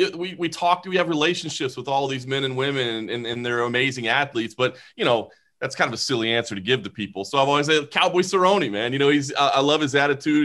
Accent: Dallas, Texas, United States; now in Las Vegas, United States; I grew up in Dallas, you know, the Dallas Fort Worth Metroplex

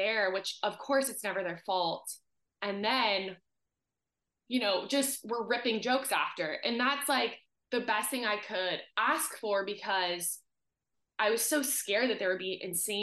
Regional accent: Southern California, United States; growing up in Southern California, you just have access to year-round sports and being outside

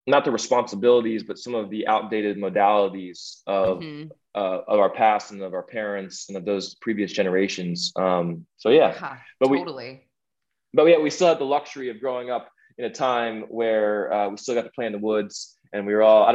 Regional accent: Washington, District of Columbia, United States; born or raised there

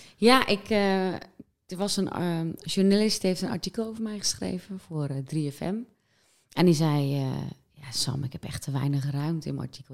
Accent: West Friesland, North Holland, Netherlands; ik ben opgegroeid in West-Friesland

